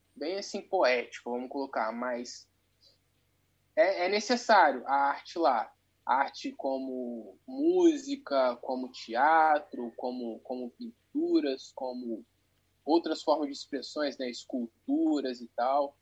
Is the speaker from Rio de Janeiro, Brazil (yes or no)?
yes; Volta Redonda, Rio de Janeiro, Brazil; Eu sou de Volta Redonda, Rio de Janeiro